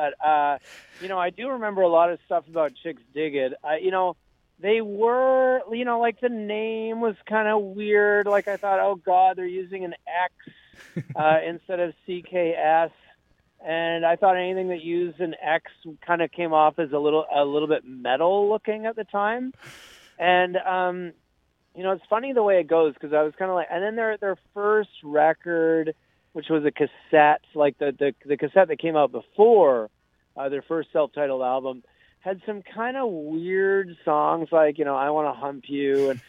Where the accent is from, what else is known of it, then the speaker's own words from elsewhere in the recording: Vancouver, British Columbia, Canada; We're from Vancouver.